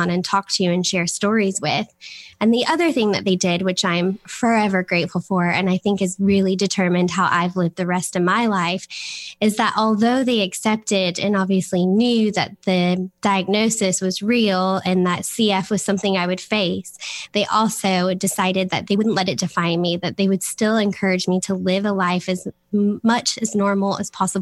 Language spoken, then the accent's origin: English; Florida, United States; moved away as an adult; now in Manchester, United Kingdom; I am originally from Florida, a small town in Florida. And I moved over here in 2012